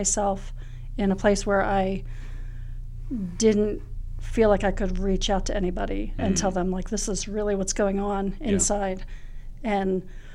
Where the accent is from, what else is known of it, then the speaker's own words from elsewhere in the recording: Clarksboro, New Jersey, United States; moved away as an adult; now in Lynchburg, United States; I grew up in Clarksboro, New Jersey.